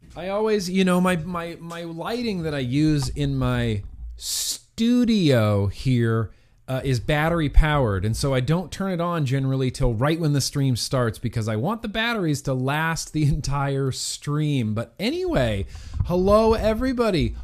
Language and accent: English; United States; we, as American citizens